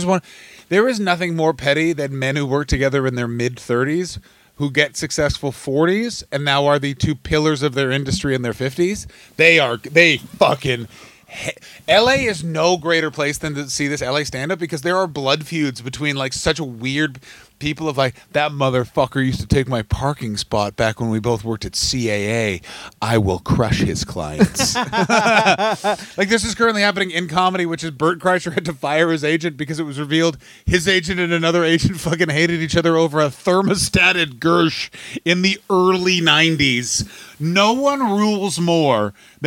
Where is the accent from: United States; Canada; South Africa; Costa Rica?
Canada; Ottawa, Ontario; I'm from Ottawa